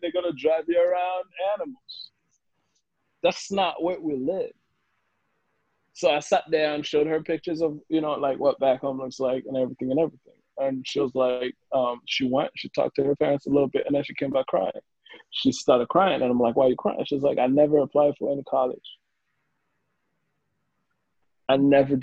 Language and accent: English; Rwanda; now in Charlotte, United States; I'm from Rwanda